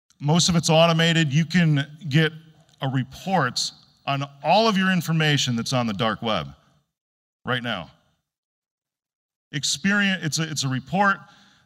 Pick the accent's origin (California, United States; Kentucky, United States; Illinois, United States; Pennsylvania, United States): Illinois, United States